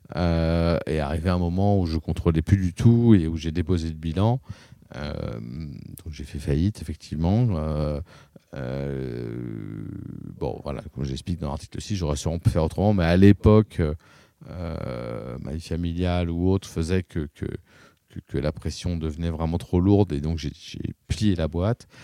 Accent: Paris, Île-de-France, France; moved away as an adult; now in La Rochelle, France; moi, je suis né à Paris dans le 15e

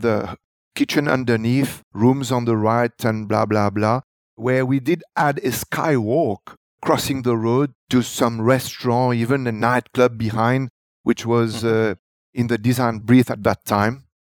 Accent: Grand Baie, Rivière du Rempart, Mauritius; I am someone from Grand Baie.

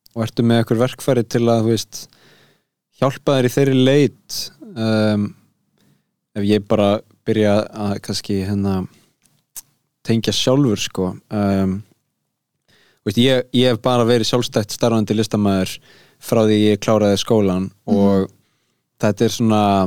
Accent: Garðabær, Capital Region, Iceland; ég er bara úr Garðabænum

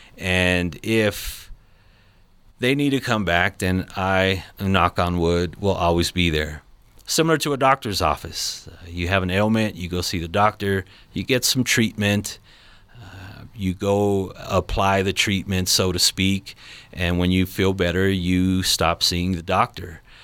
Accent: Los Angeles, California, United States; now in Colorado Springs, United States; I'm not originally from here, I'm from Los Angeles, California.

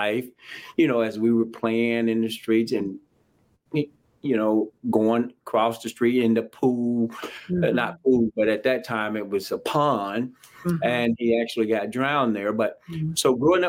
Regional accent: Jackson, Mississippi, United States; I grew up in a little town called Jackson, Mississippi, capital of the state of Mississippi

